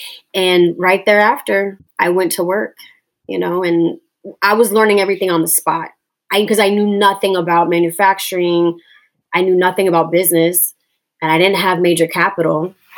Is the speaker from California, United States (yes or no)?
yes; Long Beach, California, United States; born there; I was born in Long Beach. My parents were both Marines, and they met in Okinawa, and then they were stationed back in Southern California. And that's when I was born. So, but I grew up all over.